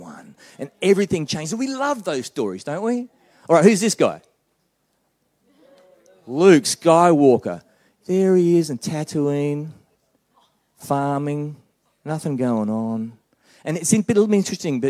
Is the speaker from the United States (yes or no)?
no; Australia; moved away as an adult; now in New Zealand; I'm an Australian